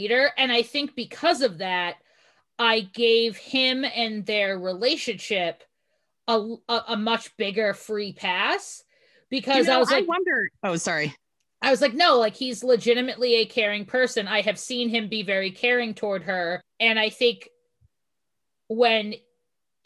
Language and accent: English; Boston, Massachusetts, United States; I'm from the Boston area